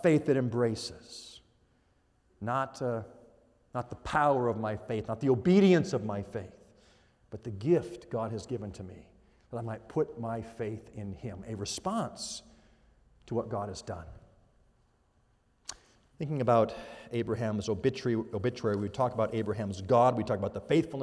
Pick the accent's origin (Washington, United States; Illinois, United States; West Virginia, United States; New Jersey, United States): Washington, United States; also born or lived in Arizona / Iowa / Phoenix; now in California, United States; I grew up in Washington State. Our family spent 14 years in Arizona. We spent 8.5 years in Iowa. Now we live in California.